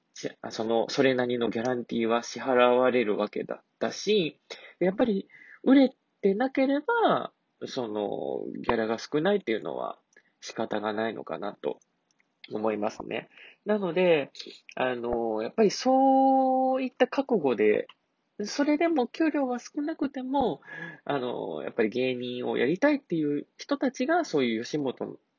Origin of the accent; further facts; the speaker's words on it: Kansai, Japan; 関西人なのでね